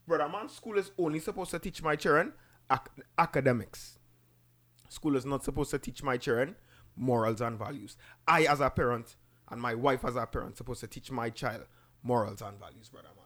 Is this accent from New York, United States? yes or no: yes; New York, United States; also born or lived in Caribbean; I grew up in the Caribbean. I grew up in New York, right? But when I went to the Caribbean, I got the end of primary school into secondary school.